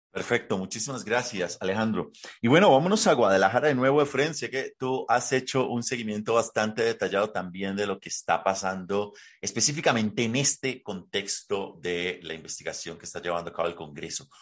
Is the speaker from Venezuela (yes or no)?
no; Colombia; quienes somos colombianos